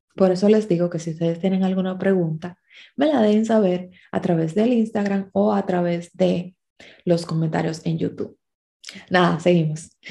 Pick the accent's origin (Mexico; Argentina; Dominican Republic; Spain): Dominican Republic; a los dominicanos nos toca vivir con colombianos